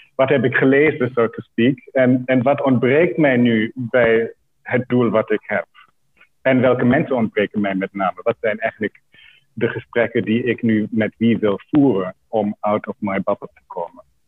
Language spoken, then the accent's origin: Dutch; Germany; now in Netherlands; wortels in Duitsland. Daar ben ik opgegroeid en gesocialiseerd